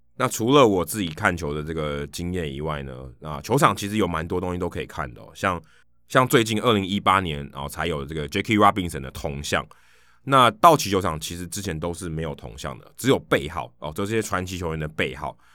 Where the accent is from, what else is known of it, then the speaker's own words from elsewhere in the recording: Taiwan; 我从台湾来